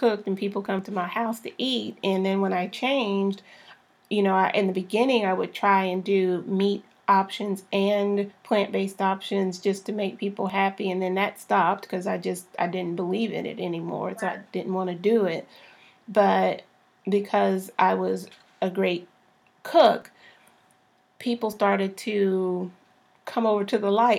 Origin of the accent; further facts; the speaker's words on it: Texas, United States; I'm a Southern girl born and raised in Texas